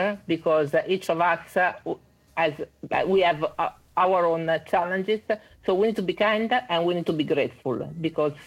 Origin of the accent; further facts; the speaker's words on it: Italy; accent: Italian; English is a second language; I'm Italian, as you can see from my accent.